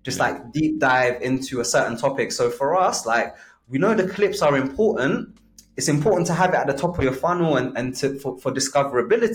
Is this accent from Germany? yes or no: no; Kenya; moved away; I was born in Kenya